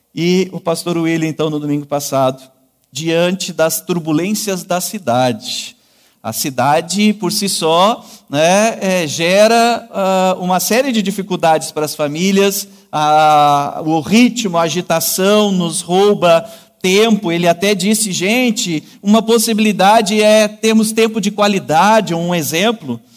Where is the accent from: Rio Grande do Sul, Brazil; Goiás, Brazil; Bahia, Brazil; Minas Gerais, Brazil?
Rio Grande do Sul, Brazil; Canguçu; moved away as an adult; also born or lived in Northeast Brazil; Sou natural de Canguçu, vizinho então a Pelotas